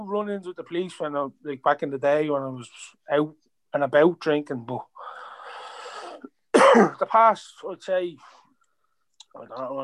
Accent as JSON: {"language": "English", "town": "Dublin", "region": "Leinster", "country": "Ireland", "tie": "born or raised there", "said": "I'm from Ballymun"}